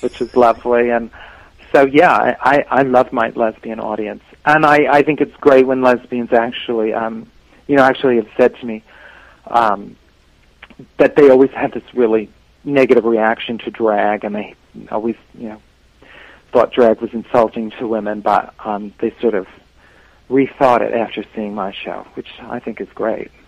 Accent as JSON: {"language": "English", "town": "New York City", "region": "New York", "country": "United States", "tie": "born or raised there", "said": "growing up in the Bronx"}